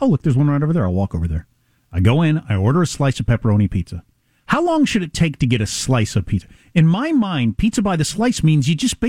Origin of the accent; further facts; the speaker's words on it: Chicago, Illinois, United States; moved away; I grew up in Chicago.